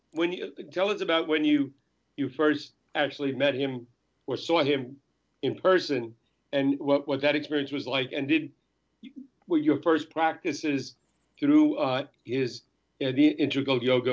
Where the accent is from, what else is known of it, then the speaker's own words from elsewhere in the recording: North Bergen, New Jersey, United States; I'm from North Bergen. I grew up near the Lincoln Tunnel.